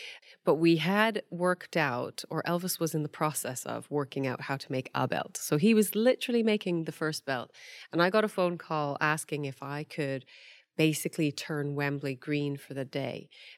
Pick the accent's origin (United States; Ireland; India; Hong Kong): Hong Kong; now in United Kingdom; I came from Hong Kong where half of their sewage at the time went into the sea untreated